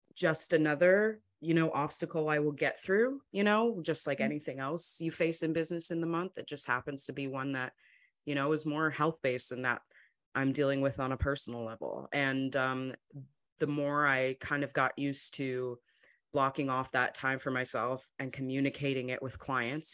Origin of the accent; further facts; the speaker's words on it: Madison, Wisconsin, United States; I grew up in Madison, Wisconsin, um, kind of a smaller city